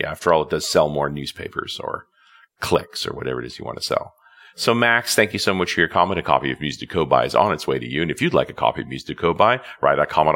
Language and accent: English; Canada; I'm a Canadian, so of course we had the turbot wars back in the day when Canada closed the cod fishery